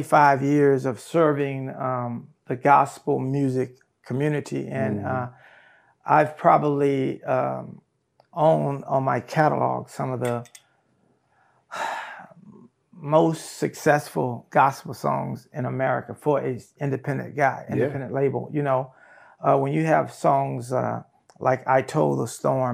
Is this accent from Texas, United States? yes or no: yes; Brookshire, Texas, United States; also born or lived in California / Katy, Texas; I'm from a little town here in Texas called Brookshire, Texas.